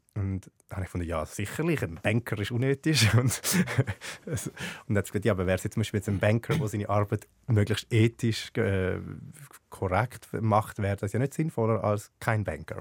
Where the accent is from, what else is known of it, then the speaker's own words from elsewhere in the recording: Zurich, Switzerland; als Bub in Schwammendingen